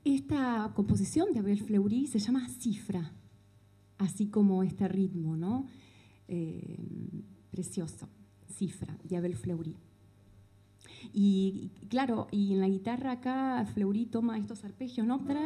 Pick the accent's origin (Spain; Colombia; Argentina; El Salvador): Argentina; Chascomús, Buenos Aires Province; Soy nacida en Chascomús